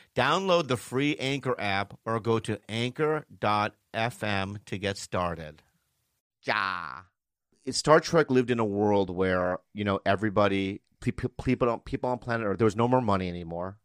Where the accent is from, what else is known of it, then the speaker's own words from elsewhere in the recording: United States; I'm an American